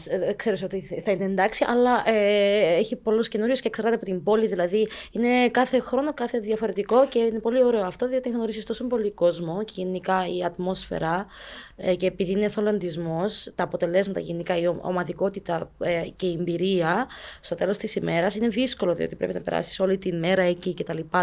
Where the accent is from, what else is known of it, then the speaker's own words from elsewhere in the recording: Cyprus; also born or lived in Ukraine; 18 χρόνια και ήρθα από Ουκρανία. Οπότε μεγάλωσα εδώ στην Κύπρο